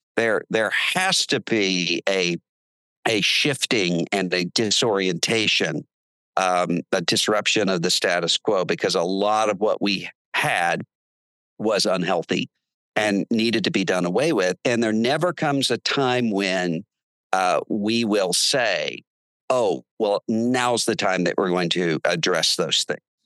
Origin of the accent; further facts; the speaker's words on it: Biloxi, Mississippi, United States; now in Nashville, United States; we're from Biloxi, Mississippi, which is a seafood town